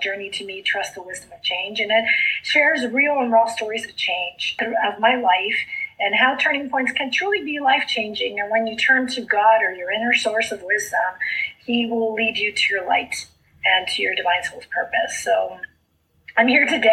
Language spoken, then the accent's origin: English; South Texas, United States; first language Spanish; English is a second language; I grew up in South Texas, so I grew up speaking Spanish